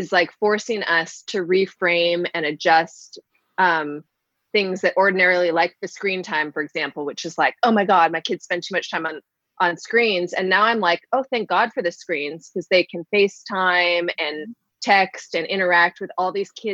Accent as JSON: {"language": "English", "country": "Canada", "moved": "yes", "lives_now": "United States", "said": "I'm Canadian, all of my family is in Canada"}